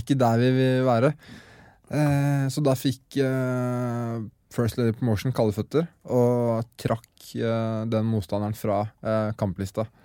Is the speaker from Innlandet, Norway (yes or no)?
no; Skien, Telemark, Norway; det er jo Skien vi startet i. Mm. Der jeg vokste opp